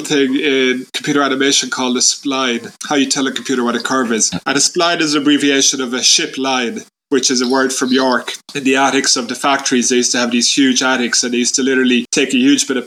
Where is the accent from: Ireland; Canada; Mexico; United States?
Ireland; I grew up in Ireland in the 1980s in a tiny town that I'm in now, like 5,000 people